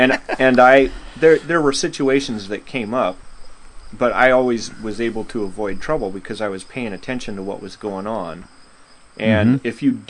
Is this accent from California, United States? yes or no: no; Chicago, Illinois, United States; born there; So I lived in Chicago for 4 years. I was born in Chicago.